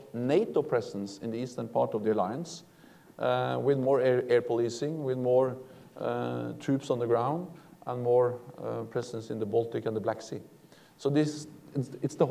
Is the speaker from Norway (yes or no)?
yes; Norway; I'm coming from Norway